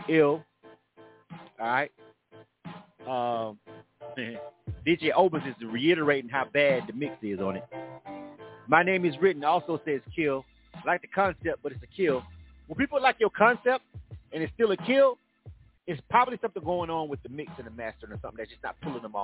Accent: the South, United States; I ain't even from the West Coast. I'm from the South.

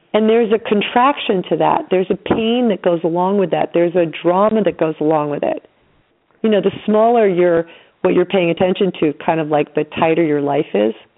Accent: New York, United States; I'm from New York

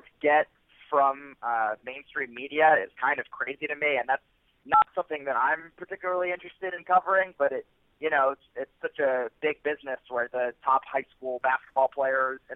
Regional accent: Philadelphia, Pennsylvania, United States; I grew up outside of Philadelphia. I was raised in the suburbs

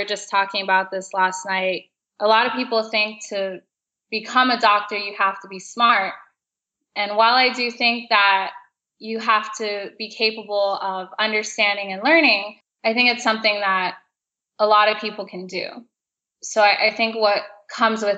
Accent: South Florida, United States; growing up in South Florida

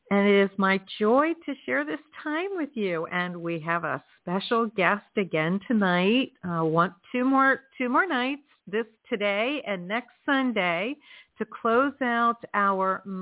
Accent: Florida, United States; also born or lived in New England; So I hail from South Florida, and it is chilly down here tonight.

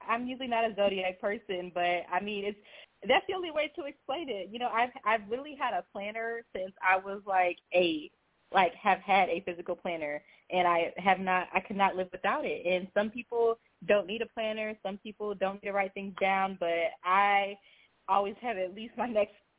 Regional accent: Houston, Texas, United States; also born or lived in Beaumont, Texas / New Mexico; So I was actually born in Beaumont, but then I lived in Houston, like, when I was a kid. And then I moved to New Mexico for, like, 8 years

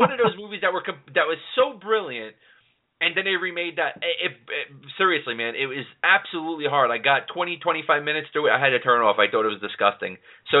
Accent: New York City, New York, United States; You know, Jeff and I, we're both city guys. He's from Philly. I'm from New York City.

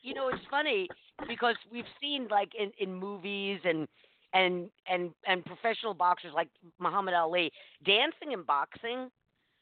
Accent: New York, United States; I'm from New York

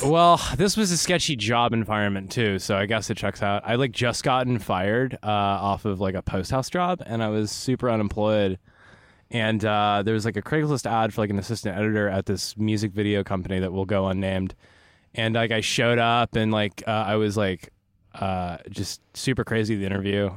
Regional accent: Los Angeles, California, United States; also born or lived in Burbank, California / Phoenix, Arizona; I am absolutely the pretentious L A native

